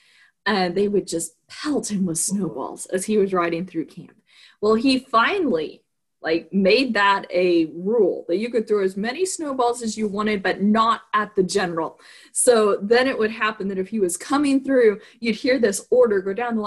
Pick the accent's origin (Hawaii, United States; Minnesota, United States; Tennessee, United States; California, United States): California, United States; Southern; now in Fredericksburg, United States; I grew up in Southern California where it doesn't really snow